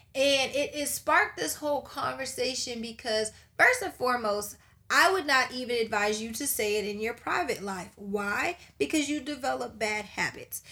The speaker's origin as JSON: {"language": "English", "town": "Charleston", "region": "South Carolina", "country": "United States", "said": "we're from Charleston, South Carolina. We are from the hub of slavery"}